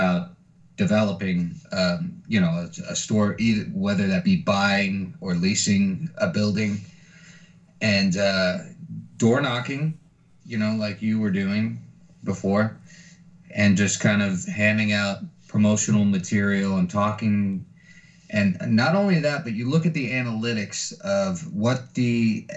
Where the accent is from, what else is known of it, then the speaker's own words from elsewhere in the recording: San Antonio, Texas, United States; growing up in San Antonio